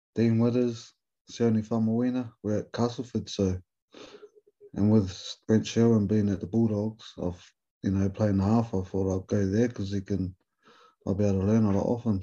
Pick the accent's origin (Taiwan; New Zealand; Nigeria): New Zealand; accent: Kiwi; moved away as an adult; now in England; being a Kiwi fella, but keeping a little Maori boy from New Zealand